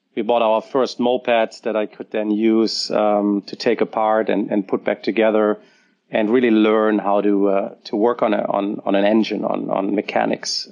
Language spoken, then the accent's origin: English; Germany; born or raised there